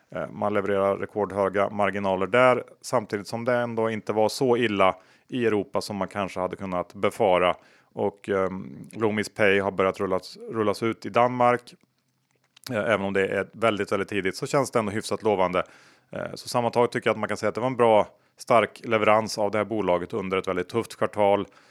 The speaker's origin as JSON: {"language": "Swedish", "country": "Sweden", "said": "som svensk"}